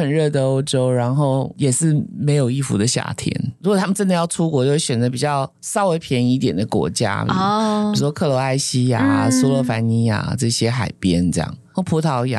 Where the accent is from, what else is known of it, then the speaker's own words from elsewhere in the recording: southern Taiwan, Taiwan; now in Taipei, Taiwan; 嗯，好，就好像我们南部人会来台北，然后台北人去南部玩一样。